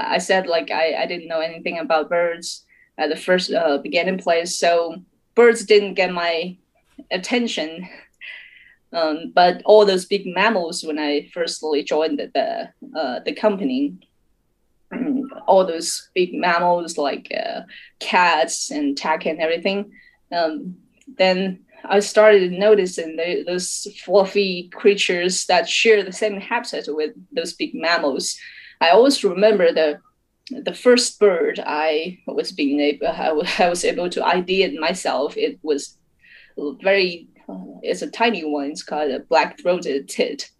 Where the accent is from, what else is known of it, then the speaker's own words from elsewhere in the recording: Yunnan, China; English is a second language; moved away as an adult; now in Chengdu, China; I was raised up in Yunnan.